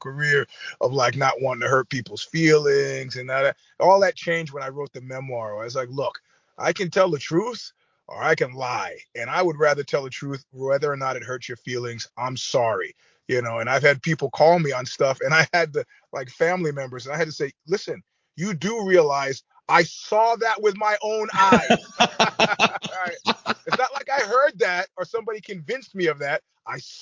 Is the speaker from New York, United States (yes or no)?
yes; New York City, New York, United States; moved away as an adult; also born or lived in Queens, New York; now in Bay Area, United States; I was born in Queens, but I grew up in Brooklyn